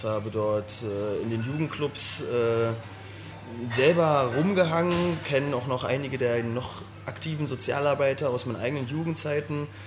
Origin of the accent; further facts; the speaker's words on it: Berlin, Germany; also born or lived in Pankow, Berlin; Also ich bin äh, in, ähm, in Pankow geboren, bin, äh, das ist mir auch fast wichtig, nicht in Pankow äh, aufgewachsen, sondern in Weißensee